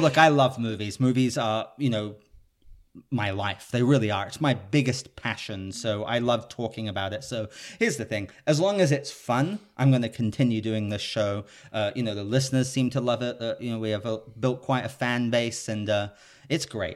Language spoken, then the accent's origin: English; United Kingdom; now in Los Angeles, United States; I'm a Brit living in Los Angeles